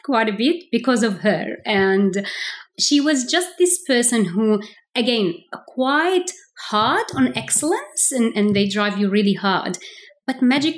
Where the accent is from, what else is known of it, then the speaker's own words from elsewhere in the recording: Kuwait; also born or lived in Palestine (ancestry); I was actually born in Kuwait. I am from a Palestinian background, but was born in Kuwait.